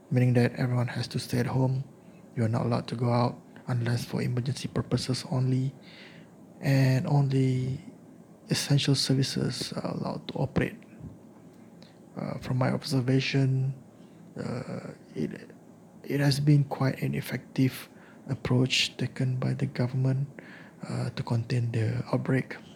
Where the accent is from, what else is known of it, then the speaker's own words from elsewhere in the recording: Malaysia; now in India; my experience as a Malaysian expat uh, living in India.